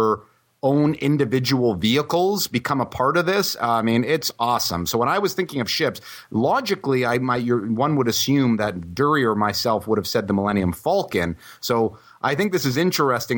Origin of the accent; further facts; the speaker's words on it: southwestern Ontario, Canada; when I was a kid growing up in southwestern Ontario